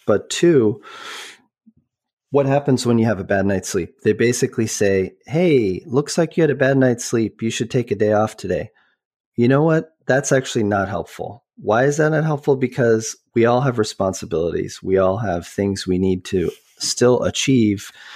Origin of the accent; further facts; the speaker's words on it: Boulder, Colorado, United States; also born or lived in Vancouver; I grew up, although I was born in Vancouver, I grew up in, uh, Boulder, Colorado